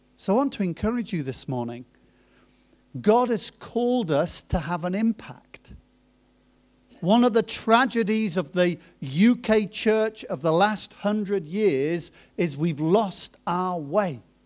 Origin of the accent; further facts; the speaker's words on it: Coventry, West Midlands, United Kingdom; moved away as an adult; also born or lived in Germany / Cambridge / Norwich / New Zealand; I was born in Germany, My parents moved from Germany to Cambridge and then from Cambridge to Coventry, and then I was in Coventry until I was about, uh, twenty-one, twenty-two.